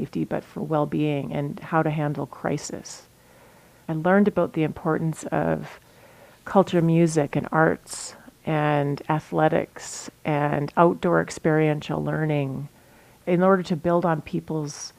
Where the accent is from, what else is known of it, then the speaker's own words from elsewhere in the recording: Thunder Bay, Ontario, Canada; moved away as an adult; now in Fort Frances, Canada; I was born and raised in Thunder Bay, Ontario